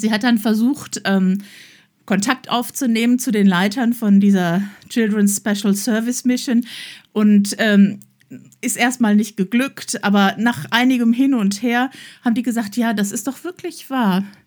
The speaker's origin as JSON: {"language": "German", "town": "Emmerich", "region": "North Rhine-Westphalia", "country": "Germany", "tie": "born or raised there", "moved": "yes", "lives_now": "Oberbergischer Kreis, Germany", "said": "ich komm ja vom Niederrhein, wo man mit einem Fahrrad zwischen den Beinen aufwächst"}